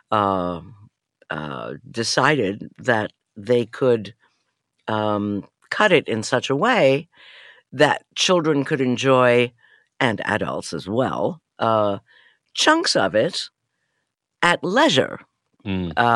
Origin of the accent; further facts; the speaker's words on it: New York City, New York, United States; moved away as an adult; also born or lived in London, United Kingdom; of family from Europe that I grew up with in New York City.